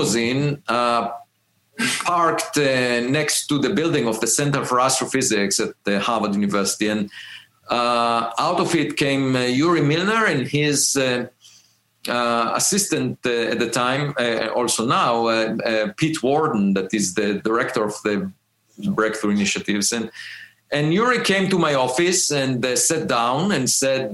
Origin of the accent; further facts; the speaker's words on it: Israel; moved away as an adult; also born or lived in Princeton; now in United States; I grew up in Israel